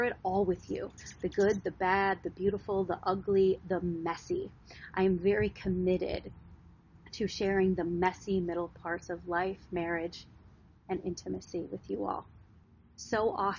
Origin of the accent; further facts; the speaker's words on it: Wisconsin, United States; now in Los Angeles, United States; I am from Wisconsin. I was raised on a farm, a legit farm in the middle of nowhere.